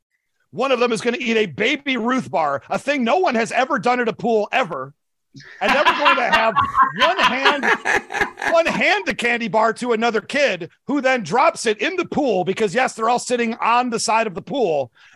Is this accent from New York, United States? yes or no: yes; New York City, New York, United States; now in New Jersey, United States; I'm from New York. I'm a New Yorker who I live in New Jersey, but I'm a New Yorker. God dang it. My teams play in New Jersey.